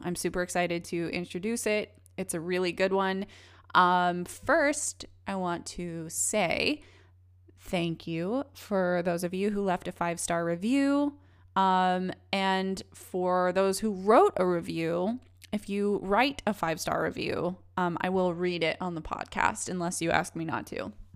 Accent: Missouri, United States; now in Los Angeles, United States; I grew up in Missouri

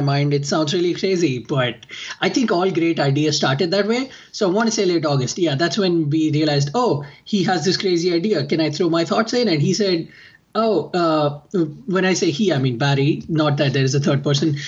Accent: India; now in United States; I am from India

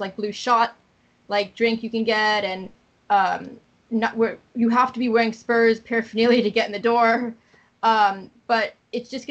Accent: Boston, Massachusetts, United States; moved away as an adult; now in Atlanta, United States; I'm originally from Boston, but I've been living here for like 12 years. I'm moving back to Boston

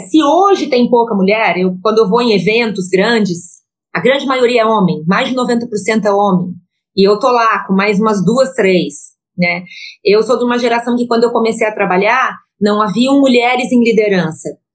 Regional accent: Joinville, Santa Catarina, Brazil; sou catarinense, nascida em Joinville

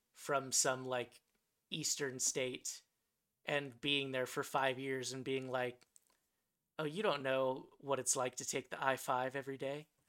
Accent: Santa Clarita, California, United States; moved away; the town that I grew up in was called Santa Clarita

